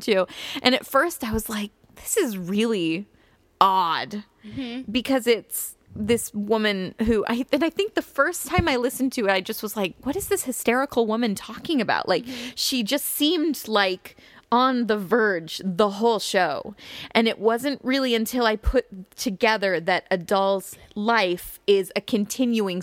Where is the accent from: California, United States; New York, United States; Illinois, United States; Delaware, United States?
Illinois, United States; I'm from Illinois